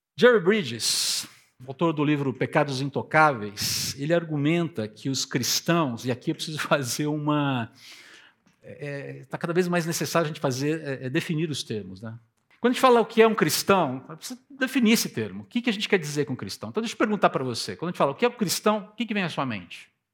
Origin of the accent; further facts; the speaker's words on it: Piracicaba, São Paulo, Brazil; eu seja de Piracicaba.